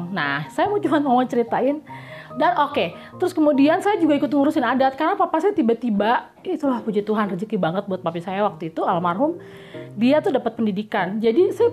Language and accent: Indonesian; Jakarta, Indonesia; born there; suka nganggap remeh kita gitu yang lahir di Jakarta uh, karena kita bahasa Bataknya istilahnya berpasir-pasir nggak fluent ya bukan native speaker